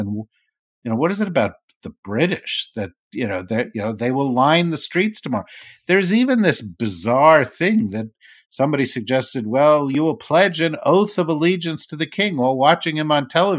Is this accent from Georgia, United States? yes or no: no; New Jersey, United States; And, you know, like, I'm from New Jersey.